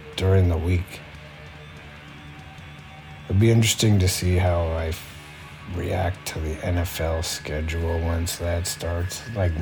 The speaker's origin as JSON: {"language": "English", "region": "Saskatchewan", "country": "Canada", "tie": "born or raised there", "said": "I grew up in Saskatchewan where the time doesn't change"}